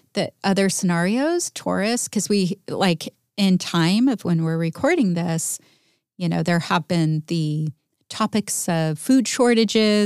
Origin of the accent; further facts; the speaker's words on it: United States; being American